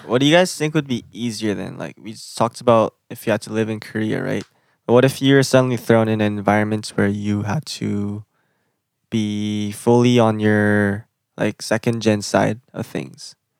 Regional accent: Canada; I'm Canadian, I'm from Canada.

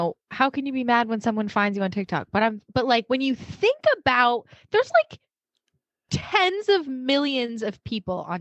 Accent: Vermont, United States; now in Florida, United States; so I'm in Florida, right? And I'm from Vermont.

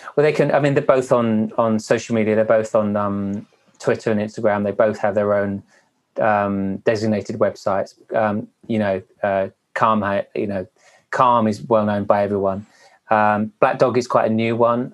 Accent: Wales, United Kingdom; I'm Welsh

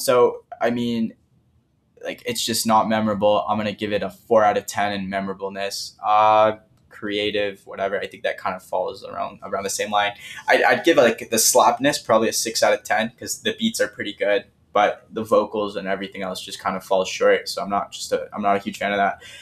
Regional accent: Toronto, Ontario, Canada; I'm from Toronto

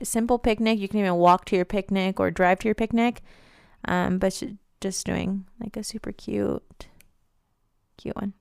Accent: Las Vegas, Nevada, United States; moved away; I'm from Vegas

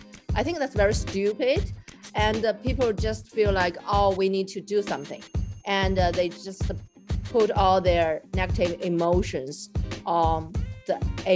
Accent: China; moved away; I grew up in China.

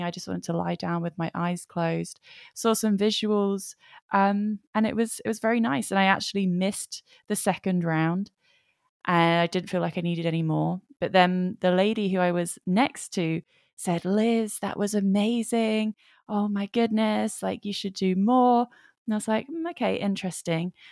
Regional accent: England, United Kingdom; I am from England. I'm in England right now

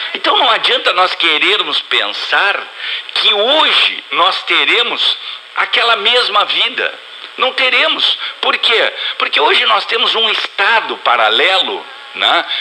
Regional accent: Brazil; fomos criados no Brasil

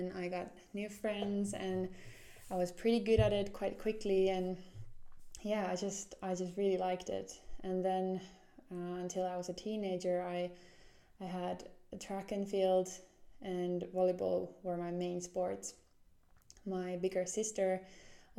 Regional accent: Jyväskylä, Central Finland, Finland; moved away as an adult; also born or lived in Somero, Finland / Seattle, United States / Atlanta, United States; now in Helsinki, Finland; We went to the middle part of Finland, a city called Jyväskylä, and that's where we settled in. And yeah, that's kind of where I grew up.

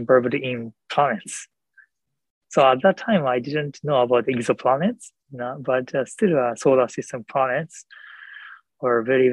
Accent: Japan; English is a second language; also born or lived in Calgary, Canada / United States; at that time I couldn't speak English at all. And that was my first living outside Japan

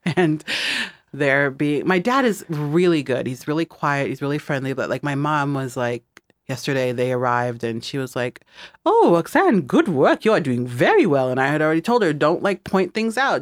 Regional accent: Midwest, United States; moved away; I'm from the Midwest, and so when I go back to the Midwest

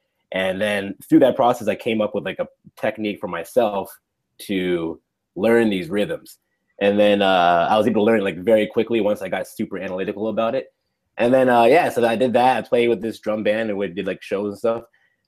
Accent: United States; accent: general American; I grew up in the U.S. and would be considered having a standard kind of a general American accent, as they call it. But my mom is from Nigeria

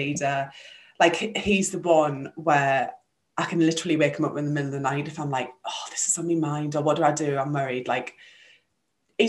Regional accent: Sunderland, North East England, United Kingdom; moved away as an adult; also born or lived in West Midlands; We're both from Sunderland in the northeast of England

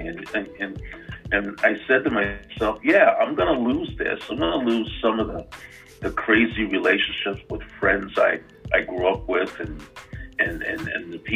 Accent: New York City, New York, United States; moved away; where I grew up in New York City

